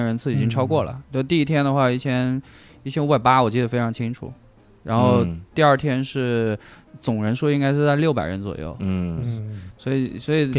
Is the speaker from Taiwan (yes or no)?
no; Guangxi, China; now in Chengdu, China; 对我广西人啊，但我。弄这个东西之前已经在成都待了很多年了，嗯，然后在之前在成都也做过电商